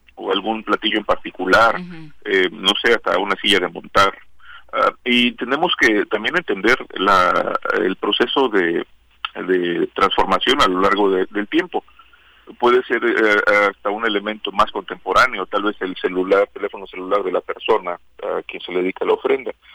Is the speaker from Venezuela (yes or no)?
no; Mexico